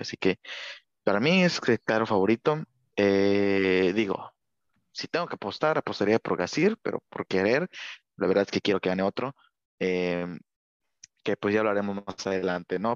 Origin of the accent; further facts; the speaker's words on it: Mexico; yo como mexicano